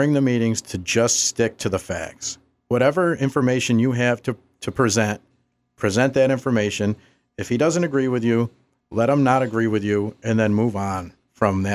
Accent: Watertown, United States; as a child growing up in Watertown

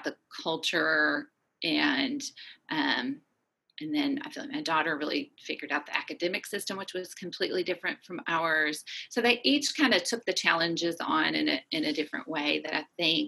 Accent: Little Rock, Arkansas, United States; moved away as an adult; also born or lived in Chicago, United States / Seattle, United States / Aberdeen, Scotland / Germany; now in Rock Island, United States; I'm originally from Little Rock, Arkansas

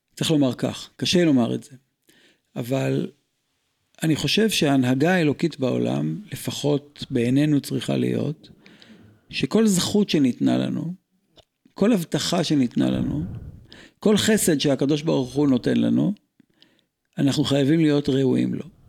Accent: Israel; אני ישראלי ואם לא רמח איבריי, נולדתי בארץ הזו

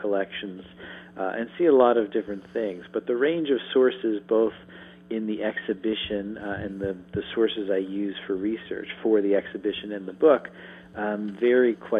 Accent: suburban Maryland, United States; moved away as an adult; also born or lived in New York City, United States; now in Harrisonburg, United States; I was born in New York to New Yorkers, but was mostly reared in suburban Maryland, but returned to New York for graduate school

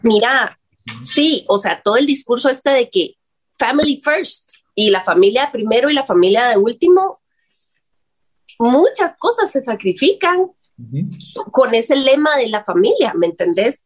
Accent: Guatemala; decimos aquí en Guatemala

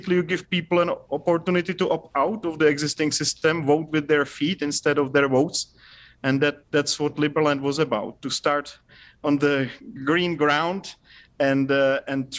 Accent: Hradec Králové, Hradec Králové Region, Czechia; I was born in close to Prague, actually, in Hradec Králové

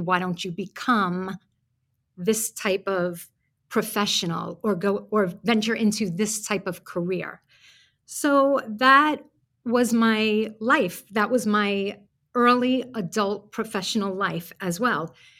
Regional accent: New York City, New York, United States; moved away as an adult; now in Florida, United States; when I moved down to Florida from Brooklyn, New York, if you can't hear it in my accent

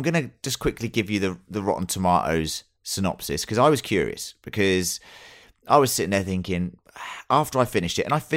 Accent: England, United Kingdom; being English

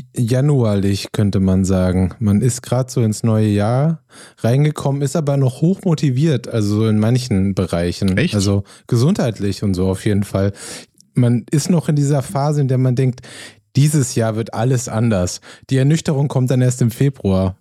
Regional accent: Germany; als Deutscher

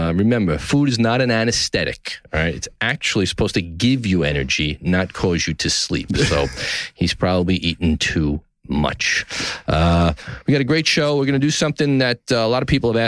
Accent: New York City, New York, United States; downtown New York City, my hometown

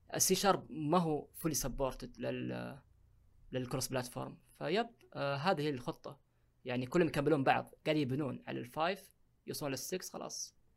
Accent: Saudi Arabia; عندنا في السعوديه

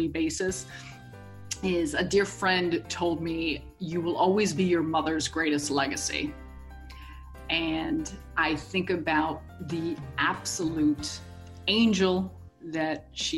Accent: Chicago, Illinois, United States; me being born and raised in Chicago

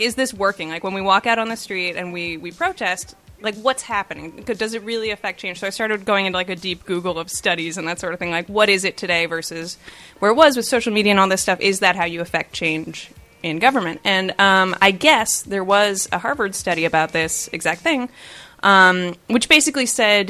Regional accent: Canada; That's my, like, number one concern, because I'm Canadian. And I'm Canadian.

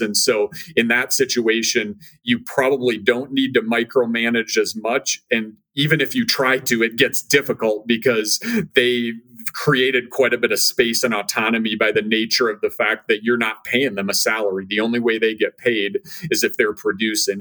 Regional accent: Minnesota, United States; moved away as an adult; I born and raised in Minnesota

